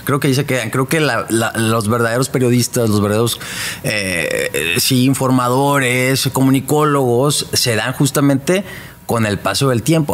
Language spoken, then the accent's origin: Spanish; Hermosillo, Sonora, Mexico; now in Monterrey, Mexico; yo soy de Hermosillo